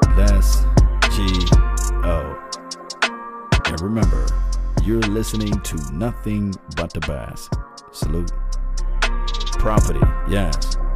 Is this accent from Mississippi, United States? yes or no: yes; Mississippi, United States; I'm from Mississippi